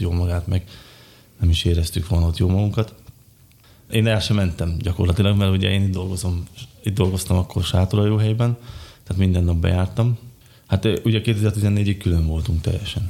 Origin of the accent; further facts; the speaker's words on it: Malý Kamenec, Košice Region, Slovakia; Kiskövesen születtem szintén, ahogy Eszter is